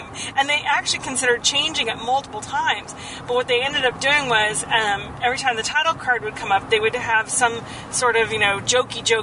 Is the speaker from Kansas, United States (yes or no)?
yes; Kansas, United States; where I was born in Kansas